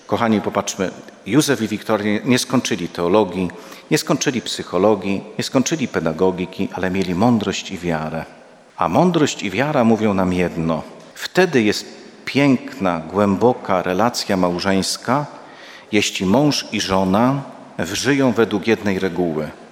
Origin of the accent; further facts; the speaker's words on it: Łańcut, Subcarpathian Voivodeship, Poland; sam pochodzę z Łańcuta, to jest moje rodzinne miasto